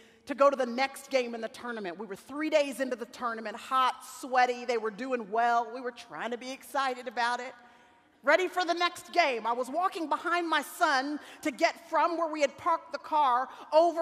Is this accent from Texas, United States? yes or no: yes; Dallas, Texas, United States; in Dallas, Texas, which is where I still live, and where I was born and raised in Dallas, Texas